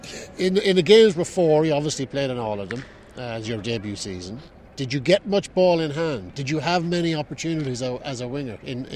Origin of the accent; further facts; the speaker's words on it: Limerick, Munster, Ireland; No, I'm not from Ireland. I'm from Limerick.